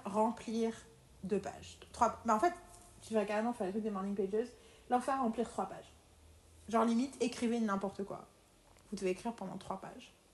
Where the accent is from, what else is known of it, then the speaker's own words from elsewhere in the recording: France; en tant que Française